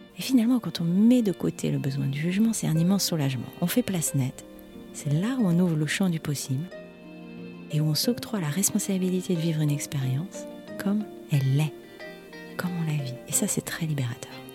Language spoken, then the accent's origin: French; France; je suis française